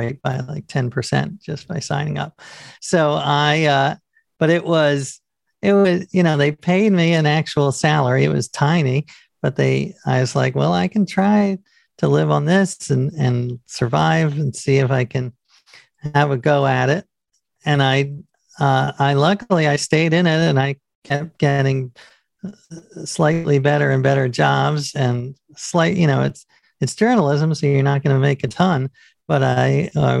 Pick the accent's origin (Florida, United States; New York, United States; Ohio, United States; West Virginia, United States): New York, United States; I grew up in New York